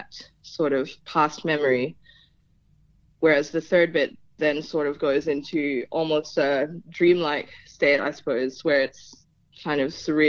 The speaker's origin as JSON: {"language": "English", "country": "Philippines", "tie": "born or raised there", "also_born_or_lived": "Hobart, Tasmania", "first_language": "Tagalog", "second_language": "English", "moved": "yes", "lives_now": "Tasmania, Australia", "said": "I was actually born in Hobart due to just some medical issues. But very soon after I was born, my family went back to the Philippines, and I grew up over there."}